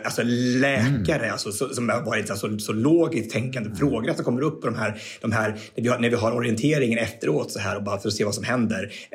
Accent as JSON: {"language": "Swedish", "country": "Sweden", "said": "I'm from Sweden"}